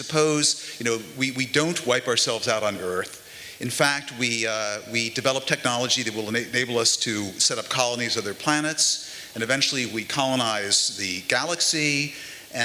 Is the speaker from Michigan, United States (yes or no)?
no; New York, United States; Lewis and I are from New York, why do we happen to live in New York?